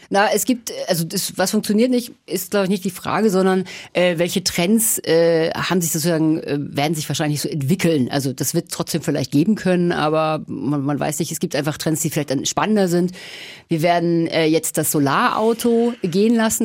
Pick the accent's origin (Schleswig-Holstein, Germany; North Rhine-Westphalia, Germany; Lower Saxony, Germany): Schleswig-Holstein, Germany; Kiel; also born or lived in Berlin; now in Nuremberg, Germany; Ich bin in Kiel geboren